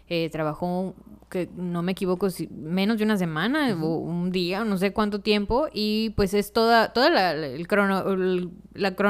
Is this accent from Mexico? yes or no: yes; Mexico; como mexicanos